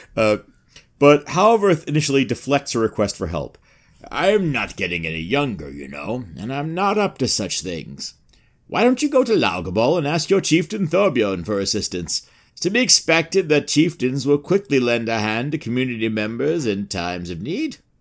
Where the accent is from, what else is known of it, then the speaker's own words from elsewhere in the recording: New York City, New York, United States; I am from Queens